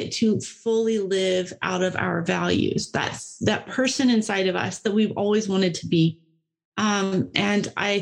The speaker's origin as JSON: {"language": "English", "region": "Tennessee", "country": "United States", "tie": "born or raised there", "said": "I grew up in Tennessee and I've almost all my life had a river in my backyard"}